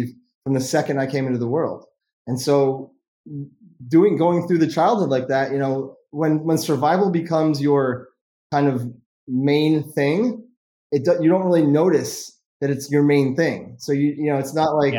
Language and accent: English; Vermont, United States; I was born in Vermont, and you know, growing up in that childhood experience, I was, you know, playing tennis every day all summer, playing golf, skiing all winter